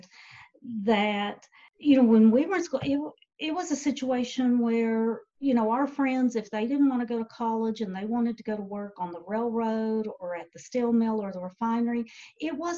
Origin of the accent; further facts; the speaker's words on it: Boyd County, Kentucky, United States; born and bred in Boyd County